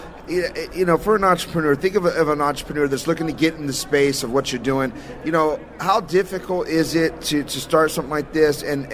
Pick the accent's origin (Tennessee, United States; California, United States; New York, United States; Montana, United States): California, United States; We're from Cali.